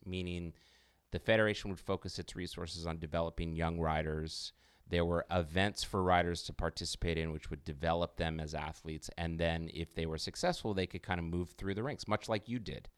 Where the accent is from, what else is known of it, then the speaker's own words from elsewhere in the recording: United States; as an American